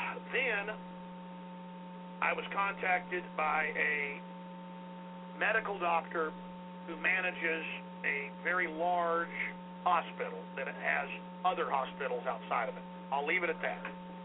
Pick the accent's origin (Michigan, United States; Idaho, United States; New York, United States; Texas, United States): Texas, United States; Dallas; I have family in Dallas. It's my hometown.